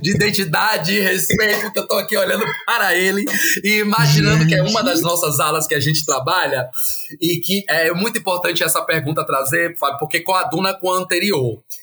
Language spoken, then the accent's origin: Portuguese; Feira de Santana, Bahia, Brazil; a cidade de Feira Santana, de onde eu sou oriundo